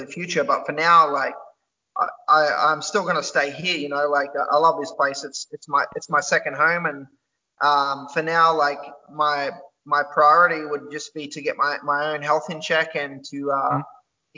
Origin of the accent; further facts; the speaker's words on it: Elands, New South Wales, Australia; moved away as an adult; also born or lived in Taree, Australia / Port Macquarie, Australia; now in Phuket, Thailand; so I was born in Taree Hospital, but I'm originally from a place called Ellenborough Falls or Elands